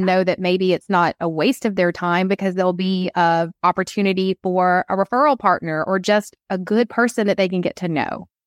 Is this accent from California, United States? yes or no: no; Atlanta, Georgia, United States; I'm from Atlanta